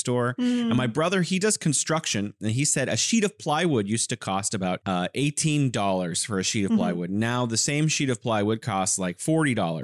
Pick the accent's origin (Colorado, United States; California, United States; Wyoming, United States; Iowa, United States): California, United States; moved away as an adult; now in Wuhan, China; I'm originally from California. I'm living here in beautiful Wuhan, China